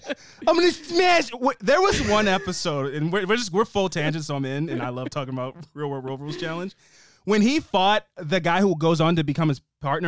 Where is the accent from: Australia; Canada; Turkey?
Canada; accent: Massachusetts; now in Massachusetts, United States; So I have a Massachusetts accent, even though I'm Canadian.